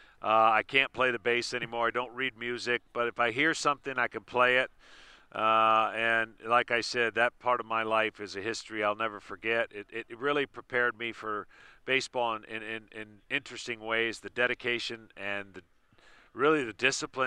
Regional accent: Lansing, Michigan, United States; moved away as an adult; also born or lived in Atlanta, Georgia; I grew up in the Detroit area, raised in Lansing.

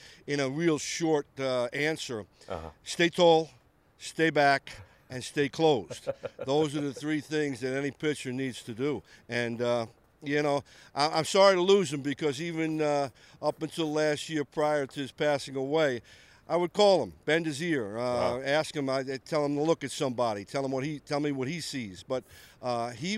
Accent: New York City, New York, United States; I grew up in New York City

